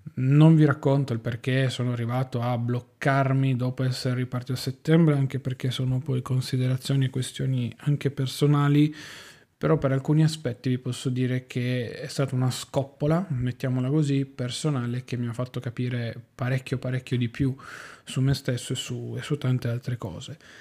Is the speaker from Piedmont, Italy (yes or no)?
yes; Turin, Piedmont, Italy; io sono di Torino